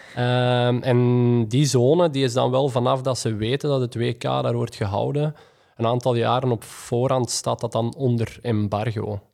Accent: Belgium; als Belg

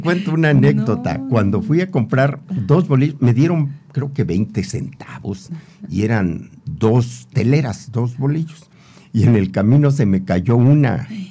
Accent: Temimilcingo, Morelos, Mexico; yo provengo de una familia muy muy pobre eh, allá en mi pueblo natal Temimilcingo

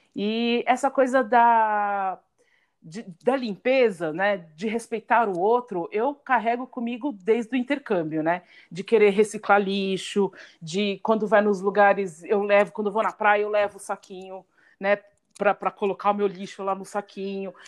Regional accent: São Paulo, Brazil; como nós três somos de São Paulo

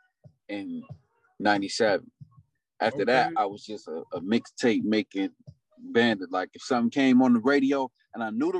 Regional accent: Chicago, Illinois, United States; also born or lived in Markham, Illinois / Joliet, Illinois / Atlanta; born and raised in Chicago. I grew up in Markham, Illinois.

